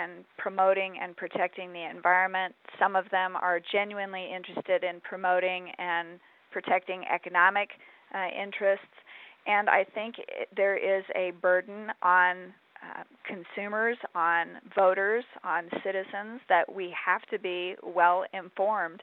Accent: Arizona, United States; I grew up in Arizona

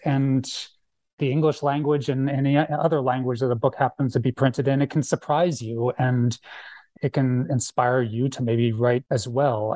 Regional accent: Phoenix, Arizona, United States; also born or lived in Philadelphia, Pennsylvania; now in Tucson, United States; I grew up in Moon Valley, actually, and then I moved to Tucson for school, uh, around ninety-one.

